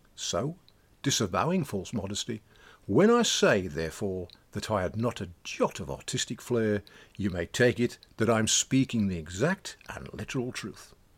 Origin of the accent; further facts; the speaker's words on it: Black Country, West Midlands, United Kingdom; accent: Black Country dialect; now in Welsh borders; our black country dialect